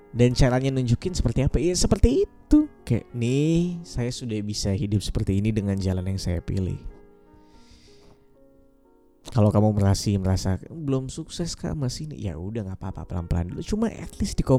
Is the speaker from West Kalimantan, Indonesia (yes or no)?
yes; Pontianak, West Kalimantan, Indonesia; also born or lived in Yogyakarta; FYI, aku dari Pontianak, kuliah di Jogja selama 6 tahun lebih. 6 tahun lebih aku pulang ke Pontianak cuma setahun sekali.